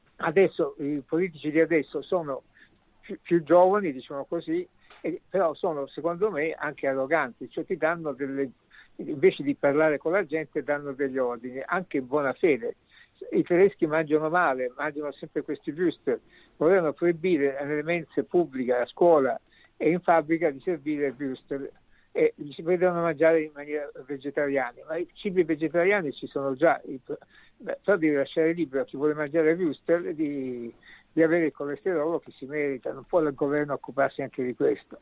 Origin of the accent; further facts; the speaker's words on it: Sicily, Italy; now in Germany; Io, come tu sai, sono siciliano